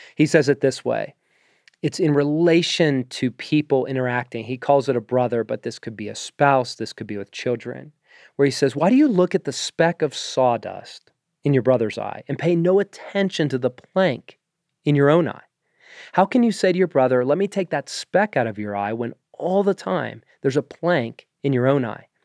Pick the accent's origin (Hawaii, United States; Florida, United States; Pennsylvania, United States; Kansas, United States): Pennsylvania, United States; Pittsburgh; I am American. I was born in the suburbs of Pittsburgh